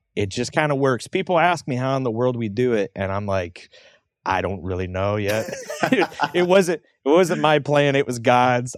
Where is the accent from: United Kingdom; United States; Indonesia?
United States; St. Louis, Missouri; also born or lived in Troy, Missouri / O'Fallon, Missouri; I'm in the Saint Louis area. I've kinda grown up around here in different spots here and there